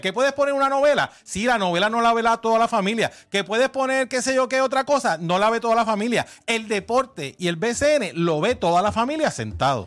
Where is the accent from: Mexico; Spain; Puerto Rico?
Puerto Rico; cuando yo me crié en Muñoz Rivera, allá en la calle Pentagrama con mi abuela, en los 70 y los 80